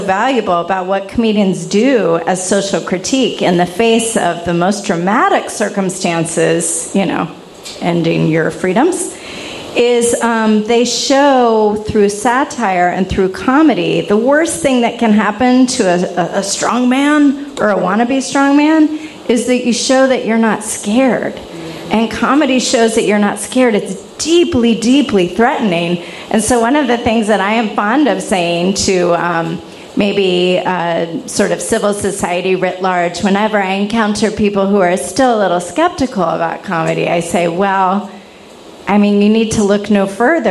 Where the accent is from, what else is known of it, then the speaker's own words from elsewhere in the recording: the South, United States; I'm from the South too